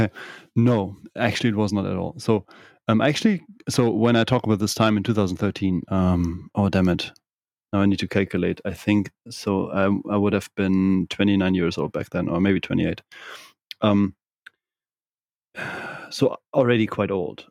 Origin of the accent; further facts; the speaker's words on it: Kiel, Schleswig-Holstein, Germany; English is a second language; moved away as an adult; also born or lived in Bavaria; I'm from the northern part of Germany, from Kiel